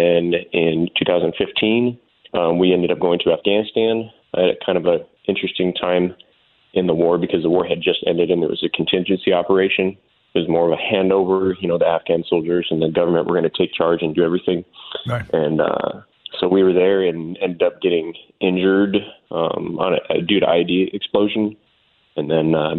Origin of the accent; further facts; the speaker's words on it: Tucson, Arizona, United States; moved away as an adult; I was born and raised in Tucson, Arizona